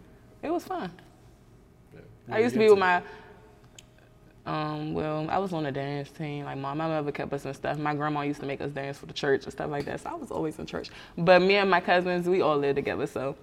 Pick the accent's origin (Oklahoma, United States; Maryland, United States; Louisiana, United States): Maryland, United States; PG County; moved away as an adult; now in Atlanta, United States; I'm from Maryland, PG County.